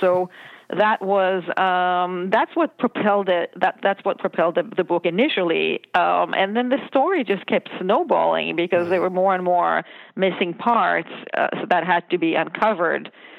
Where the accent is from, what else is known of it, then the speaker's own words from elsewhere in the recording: Israel; I grew up in Israel.